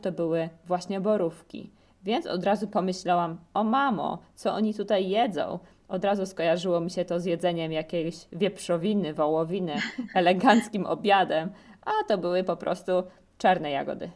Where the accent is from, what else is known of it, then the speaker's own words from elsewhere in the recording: Zamość, Lublin Voivodeship, Poland; moved away as an adult; also born or lived in Kraków; Ja mówię zdecydowanie na dwór, ale to dlatego, że jestem z Zamościa, czyli to jest województwo lubelskie